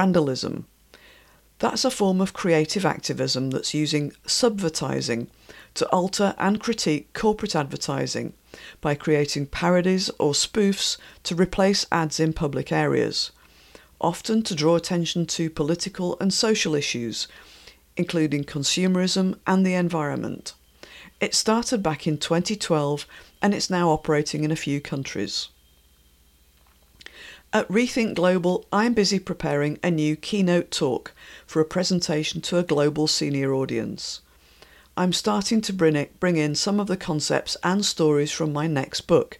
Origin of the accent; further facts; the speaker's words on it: Yorkshire and the Humber, United Kingdom; where I was born in West Yorkshire